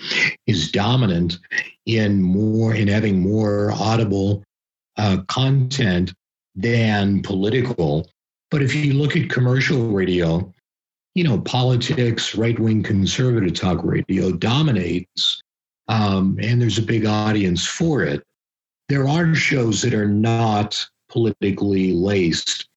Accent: just outside of Pittsburgh, Pennsylvania, United States; I grew up just outside of Pittsburgh, Pennsylvania

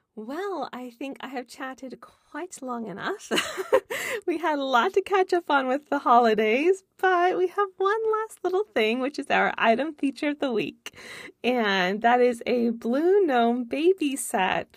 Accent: California, United States; moved away; I'm from California originally as well.

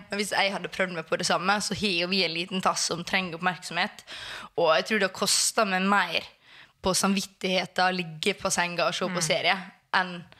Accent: Sunnmøre, Møre og Romsdal, Norway; now in Oslo, Norway; Jeg er sunnmøring.

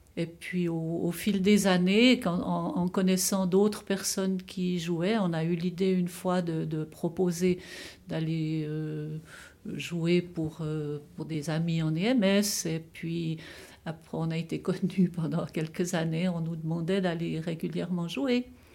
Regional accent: Broc, Fribourg, Switzerland; je suis née à Bro, en Gruyère.

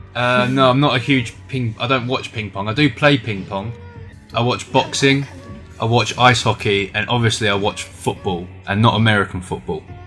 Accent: England, United Kingdom; moved away as an adult; now in China; I am from England and I am 22 years old

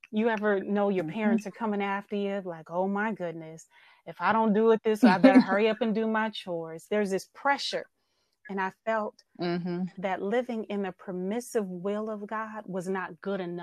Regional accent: Oakland, California, United States; I'm born and raised in Oakland, California

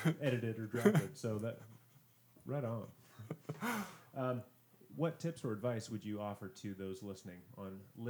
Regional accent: Southern California, United States; now in Central Oregon, United States; I grew up in Southern California

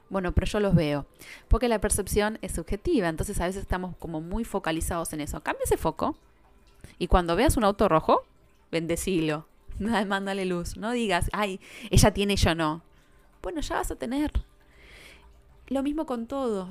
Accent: Buenos Aires, Argentina; Nosotros somos de Buenos Aires

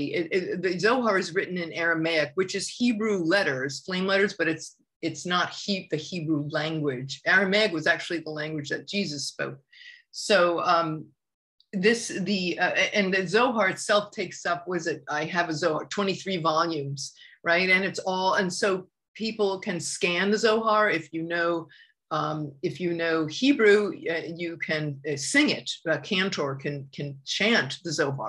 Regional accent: New York City, New York, United States; I grew up in New York, we knew all about the Holocaust, you know, New York City is the world's largest Jewish community

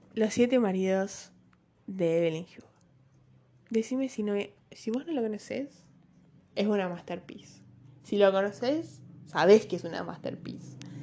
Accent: Uruguay; soy uruguaya, no gringa

